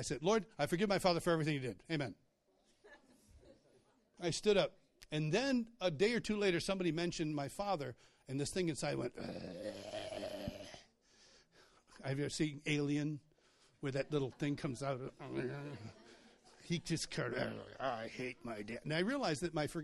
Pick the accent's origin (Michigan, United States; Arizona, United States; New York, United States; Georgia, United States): New York, United States; Rochester; I grew up in Rochester, New York.